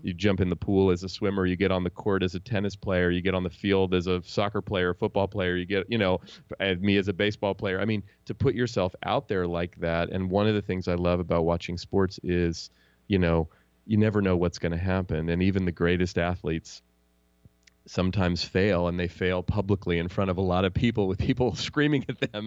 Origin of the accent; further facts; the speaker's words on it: Oakland, California, United States; also born or lived in Marin County; I grew up in Oakland where the Warriors play. I still live here in the Bay Area